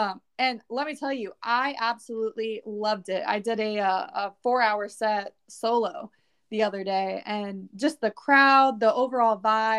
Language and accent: English; Southern California, United States; moved away as an adult; now in Nashville, United States; I am a country artist. Originally, I am from Southern California. Currently, right now, I am in Nashville, Tennessee.